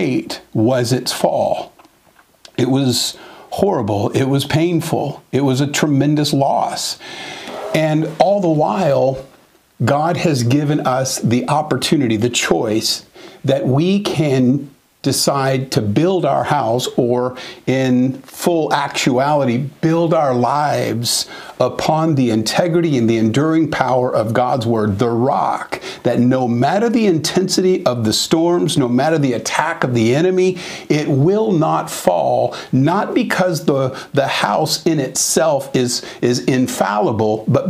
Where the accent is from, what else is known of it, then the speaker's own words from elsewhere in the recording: Southern California, United States; I was raised in Southern California and spent most of my life there